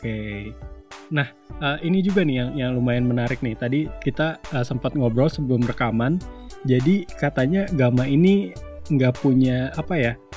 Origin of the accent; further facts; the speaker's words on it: Kalimantan, Indonesia; moved away; dari tempat asalku di Kalimantan